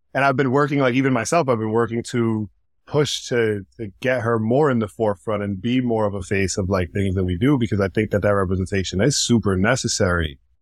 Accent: New York City, New York, United States; also born or lived in Washington Heights / Providence, Rhode Island; I grew up, um, here in the Bronx. I was here until I was about nine, ten years old. And then we moved to Providence, Rhode Island

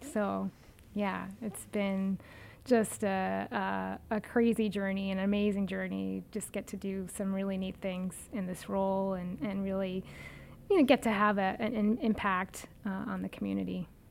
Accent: Pearl River, New York, United States; also born or lived in Queens, New York City / Lewisburg, Pennsylvania; my family, when I was about four or five, moved about 25 miles northwest of New York City to a town called Pearl River

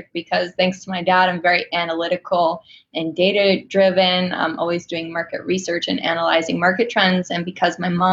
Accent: Northborough, Massachusetts, United States; I grew up in a small country town in the woods called Northborough, Massachusetts

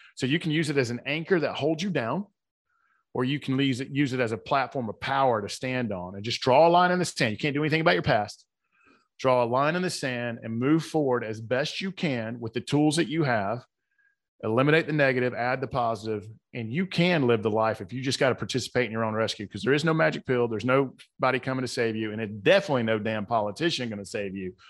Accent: the South, United States; accent: Southern; my Southern accent

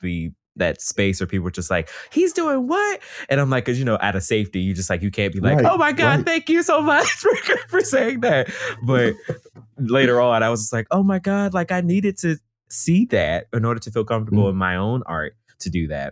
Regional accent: Atlanta, Georgia, United States; now in Brooklyn, United States; I grew up in the Atlanta area in DeKalb County, which is very majority Black

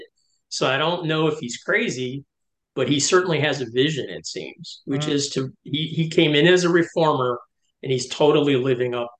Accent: Detroit, Michigan, United States; I grew up in Detroit

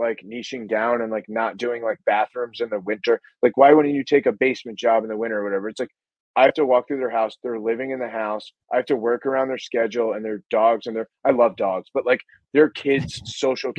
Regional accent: New England, United States; I'm from New England

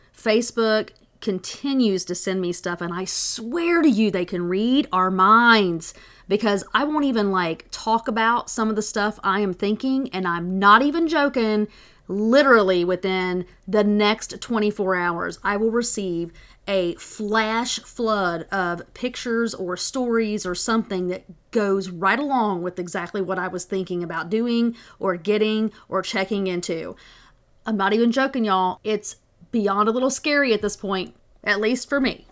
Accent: the South, United States; I'm from the South

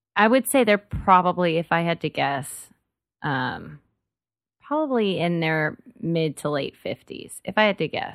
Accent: Dallas, Texas, United States; moved away as an adult; now in Austin, United States; I grew up in DFW and everything's spread out there

